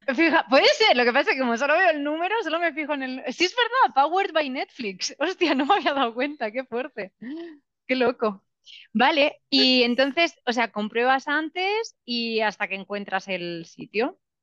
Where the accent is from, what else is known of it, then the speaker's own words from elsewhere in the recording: Spain; now in Argentina; Me siento española